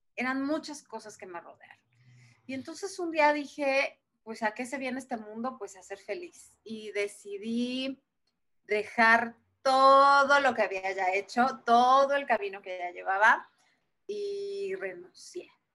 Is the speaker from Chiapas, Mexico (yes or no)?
no; Puebla, Mexico; moved away as an adult; now in Mexico City, Mexico; yo soy de Puebla, yo nací en la ciudad de Puebla